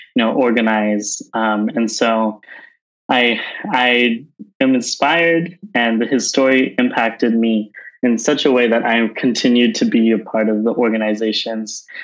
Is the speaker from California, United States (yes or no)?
yes; Southern California, United States; moved away as an adult; also born or lived in Bay Area, California; now in San Francisco, United States; I grew up in Southern California and moved up to the Bay Area uh, a few years ago